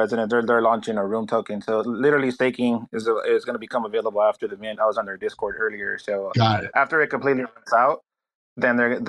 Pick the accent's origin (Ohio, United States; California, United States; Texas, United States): California, United States; Los Angeles; I'm from Los Angeles